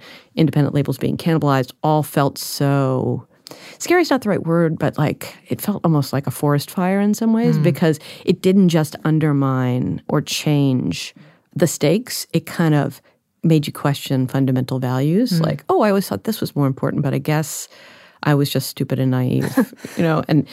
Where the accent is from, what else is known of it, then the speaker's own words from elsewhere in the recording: Washington, District of Columbia, United States; I grew up in Washington, D.C.